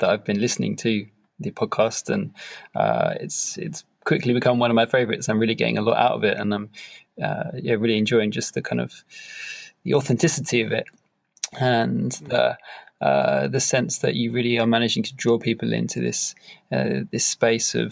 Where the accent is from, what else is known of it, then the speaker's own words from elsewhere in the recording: London, United Kingdom; also born or lived in France; I grew up in London in the UK with a pretty happy and stable childhood family life.